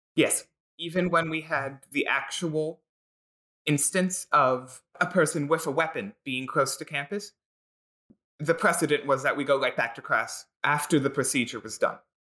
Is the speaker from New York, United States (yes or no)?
no; Philadelphia, Pennsylvania, United States; I grew up and live in Philadelphia